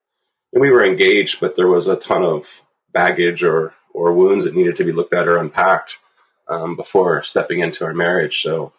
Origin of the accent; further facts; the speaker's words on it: Bedford, Pennsylvania, United States; I grew up in a little town called Bedford, Pennsylvania, on a dairy farm.